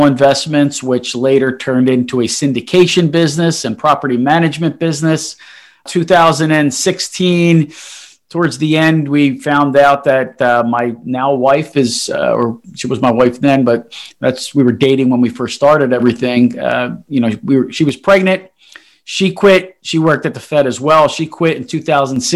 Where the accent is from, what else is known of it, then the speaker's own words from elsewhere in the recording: Philadelphia, Pennsylvania, United States; also born or lived in Italy; born and raised in Philadelphia, South Philly